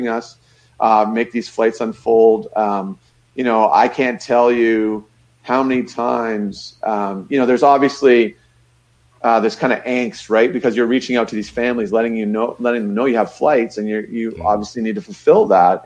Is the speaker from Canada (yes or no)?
yes; Niagara Falls, Ontario, Canada; I grew up in Niagara Falls.